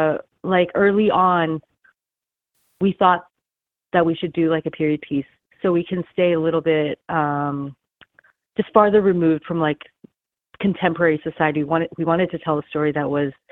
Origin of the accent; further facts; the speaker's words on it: California, United States; also born or lived in Beijing, China; now in Los Angeles, United States; I moved to the United States, to California, when I was very young